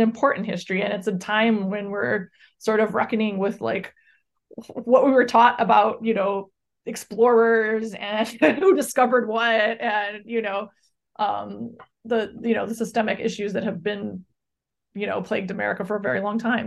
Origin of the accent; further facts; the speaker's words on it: Hawaii, United States; now in Brooklyn, United States; I grew up in Hawaii